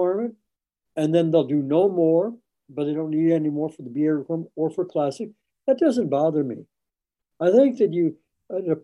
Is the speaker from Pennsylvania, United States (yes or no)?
no; Madison, Wisconsin, United States; I grew up in Madison, Wisconsin, the land grant campus of the University of Wisconsin